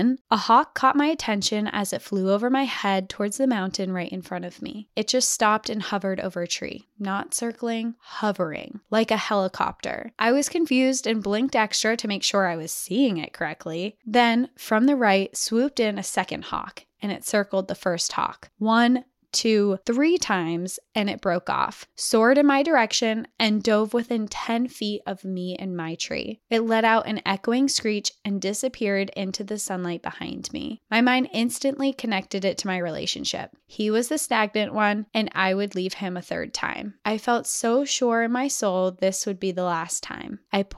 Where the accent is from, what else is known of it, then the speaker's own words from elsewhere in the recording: Georgia, United States; also born or lived in Colorado; I was born in Colorado, where both sides of our family would come together in the mountains for picnics and a dip in the river, but that was it. I was raised in Georgia